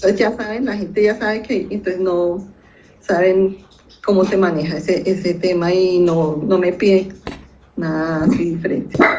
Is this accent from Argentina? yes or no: no; Bogotá, Colombia; yo nací en Bogotá